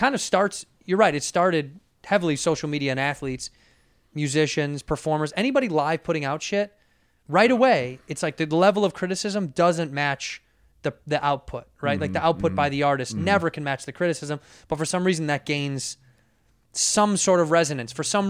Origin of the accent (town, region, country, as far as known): Chicago, Illinois, United States; born or raised there